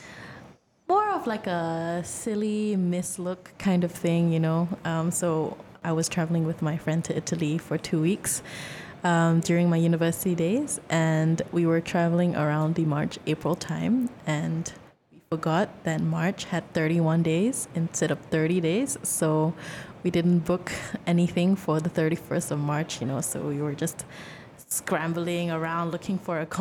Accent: Malaysia; we're Malaysian

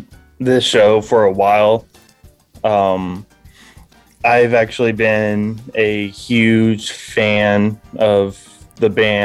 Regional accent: Houston, Texas, United States; I'm from Houston.

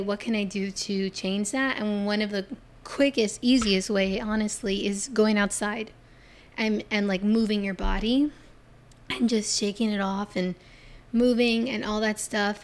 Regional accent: Florida, United States; I'm from Florida

